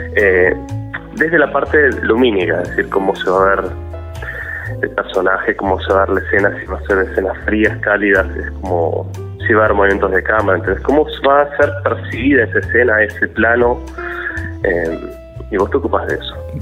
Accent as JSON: {"language": "Spanish", "town": "Azul", "region": "Buenos Aires Province", "country": "Argentina", "tie": "born or raised there", "moved": "yes", "lives_now": "Buenos Aires, Argentina", "said": "yo soy originariamente de Azul, provincia de Buenos Aires"}